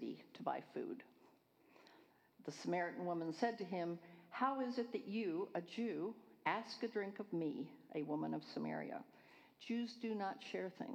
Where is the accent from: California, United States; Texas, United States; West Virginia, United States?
California, United States; I'm from California, Northern and Southern California, all over the place